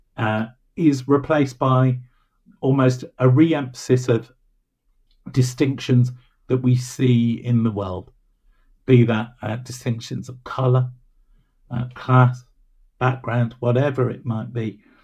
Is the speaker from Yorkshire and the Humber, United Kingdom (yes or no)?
no; Birmingham, West Midlands, United Kingdom; I'm really from Birmingham